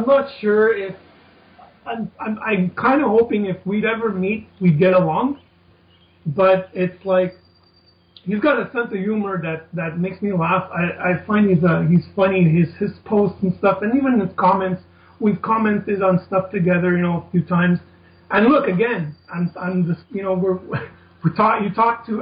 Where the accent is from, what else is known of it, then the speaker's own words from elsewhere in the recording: Montreal, Quebec, Canada; a kid growing up in Canada, Montreal, Canada